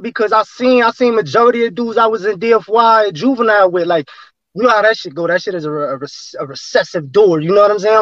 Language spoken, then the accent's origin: English; New York City, New York, United States; also born or lived in Staten Island; I'm from Flatbush